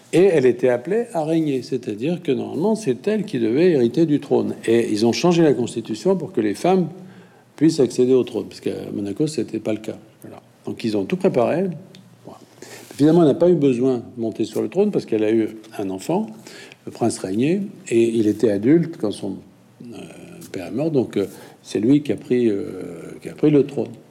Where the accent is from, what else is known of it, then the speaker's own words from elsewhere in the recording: France; quand on est français